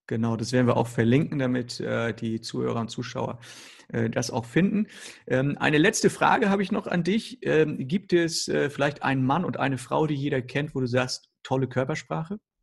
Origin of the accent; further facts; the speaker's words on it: Northern Germany, Germany; now in Hamburg, Germany; bei uns im Norden, besonders hier in Hamburg